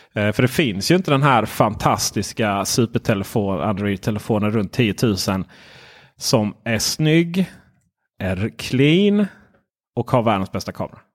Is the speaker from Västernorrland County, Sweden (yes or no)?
no; Ronneby, Blekinge, Sweden; Jag är från Ronneby